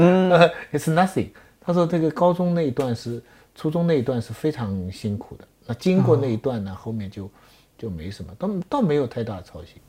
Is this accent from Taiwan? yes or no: no; China; 我们中国人，我们希望我们的子孙跟妈妈一样聪明。我今天在顺义